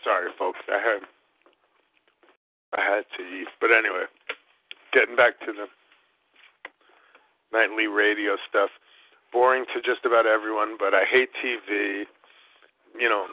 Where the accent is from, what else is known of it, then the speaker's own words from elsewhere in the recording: New York City, New York, United States; moved away; living, growing up in Brooklyn, in New York City